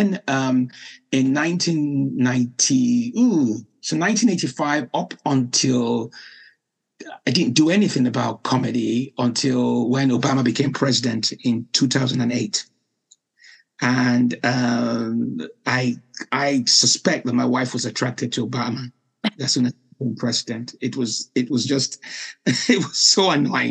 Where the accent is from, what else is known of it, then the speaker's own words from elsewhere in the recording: Nigeria; moved away as an adult; also born or lived in Liverpool, United Kingdom; now in United Kingdom; I was born in Liverpool, then went back to Nigeria at the age of 5